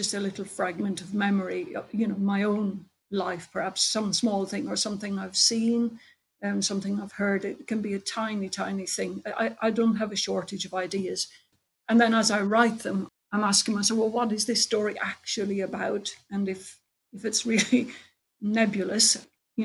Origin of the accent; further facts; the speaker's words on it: Ireland; now in England; I'm Irish